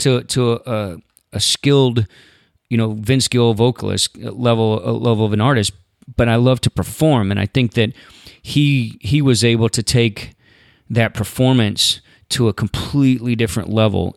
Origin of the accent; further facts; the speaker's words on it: Southeast, United States; I didn't grow up in the Western culture. I grew up in the Southeast. I picked watermelons as a kid.